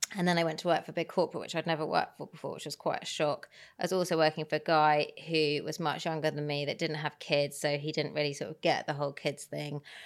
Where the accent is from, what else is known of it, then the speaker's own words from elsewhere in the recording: Herefordshire, West Midlands, United Kingdom; growing up in Herefordshire, which is the middle of nowhere, there wasn't that much